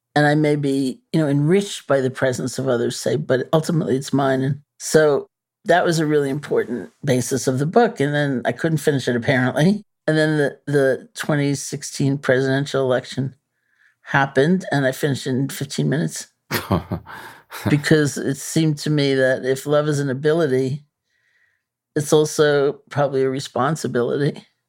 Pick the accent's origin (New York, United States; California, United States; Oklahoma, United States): New York, United States; I'm a New Yorker, you know, born and bred.